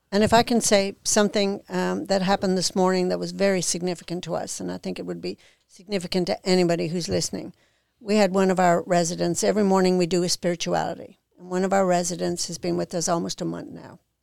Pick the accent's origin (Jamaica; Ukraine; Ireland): Ireland; now in Mississippi, United States; I'm from Ireland